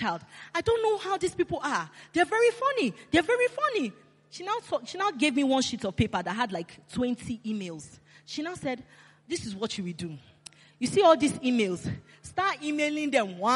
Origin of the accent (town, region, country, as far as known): Nigeria